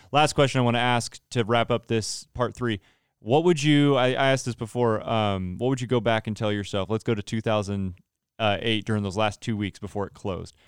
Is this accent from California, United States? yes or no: yes; Central Valley, California, United States; moved away; I'm from the Central Valley.